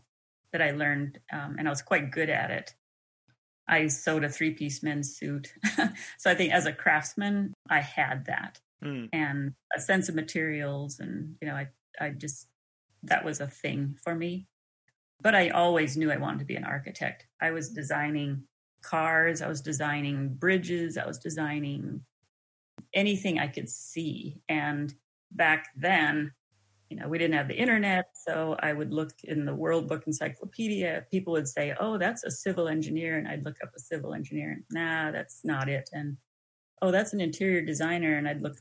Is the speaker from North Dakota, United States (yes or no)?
yes; North Dakota, United States; born or raised there; moved away